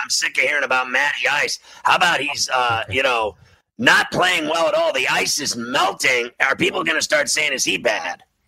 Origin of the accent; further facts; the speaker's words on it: Pittsburgh, Pennsylvania, United States; I'm from Pittsburgh